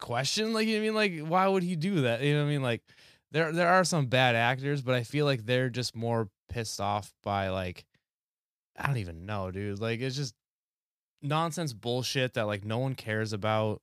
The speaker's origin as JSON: {"language": "English", "region": "New Hampshire", "country": "United States", "said": "I'm from New Hampshire"}